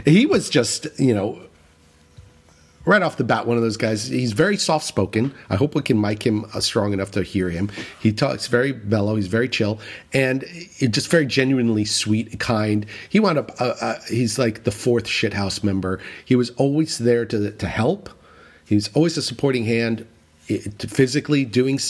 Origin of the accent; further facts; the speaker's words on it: New City, New York, United States; I grew up in New City, and New City is just a little bit inland